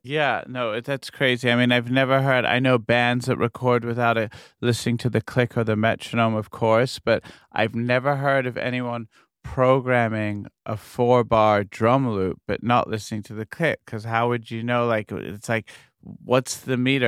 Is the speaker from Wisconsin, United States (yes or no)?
no; New York, United States; New York, well, just, it's my hometown